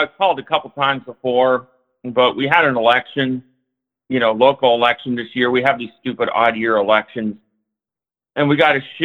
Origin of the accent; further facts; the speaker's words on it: Cincinnati, Ohio, United States; now in Seattle, United States; I'm from Cincinnati